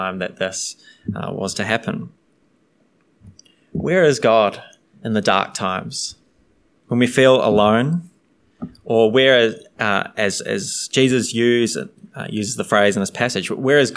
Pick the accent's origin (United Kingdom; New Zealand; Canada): New Zealand; I'm from New Zealand